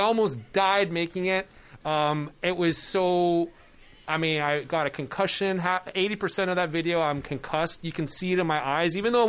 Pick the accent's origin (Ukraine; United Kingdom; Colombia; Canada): Canada; moved away; I came to your country from Canada.